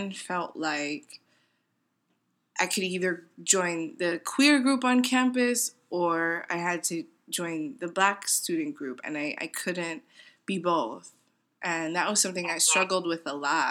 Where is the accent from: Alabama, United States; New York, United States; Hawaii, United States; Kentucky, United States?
New York, United States; New York City; moved away as an adult; I'm born and raised in New York City